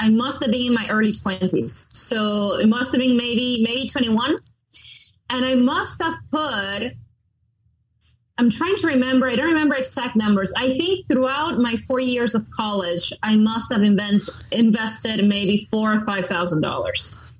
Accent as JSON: {"language": "English", "town": "Miramar", "region": "Florida", "country": "United States", "tie": "born or raised there", "said": "And their headquarters, global headquarters, were in my hometown, my tiny hometown of Miramar, Florida."}